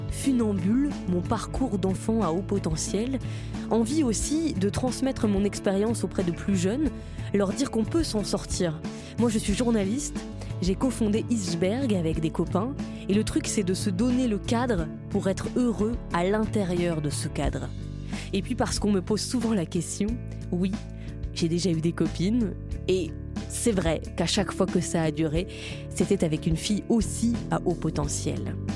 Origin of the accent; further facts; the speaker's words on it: Orange, Provence-Alpes-Côte d'Azur, France; also born or lived in Marseille; j'ai 23 ans, je suis né à Marseille mais j'ai grandi à Orange.